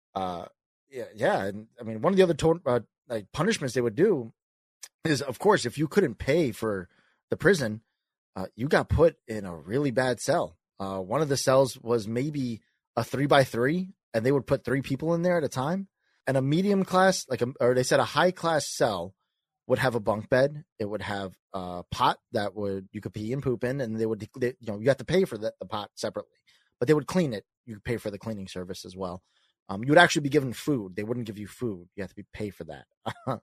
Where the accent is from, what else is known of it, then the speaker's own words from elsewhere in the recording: New York, United States; I'm a kid from New York. I'm Italian and I'm a salesman.